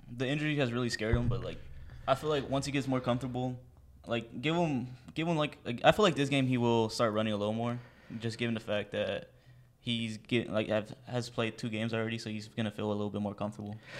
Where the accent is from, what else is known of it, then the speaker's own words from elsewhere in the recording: Dallas, Texas, United States; twenty years old, I'm from Dallas.